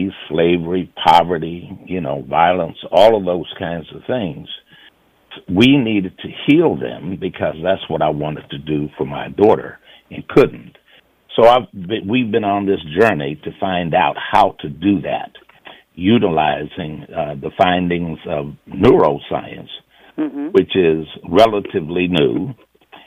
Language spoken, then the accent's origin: English; the South, United States; you and I come from the South